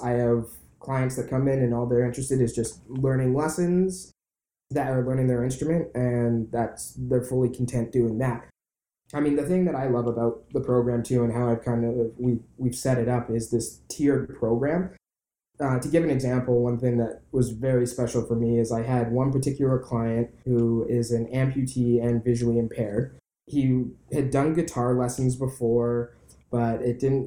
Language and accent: English; Vancouver, British Columbia, Canada; I was born and raised in Vancouver and left for 5 years. Then I came back